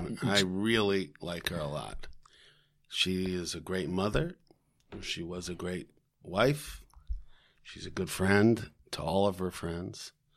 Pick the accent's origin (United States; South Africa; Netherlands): United States; Bethesda, Maryland; moved away; also born or lived in Syracuse; I'm from Washington, D C, Bethesda, Maryland. Went to Walt Whitman High School